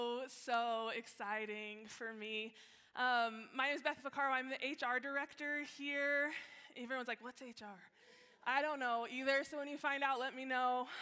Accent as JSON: {"language": "English", "town": "Alamogordo", "region": "New Mexico", "country": "United States", "moved": "yes", "lives_now": "Colorado, United States", "said": "I'm from this little town in New Mexico"}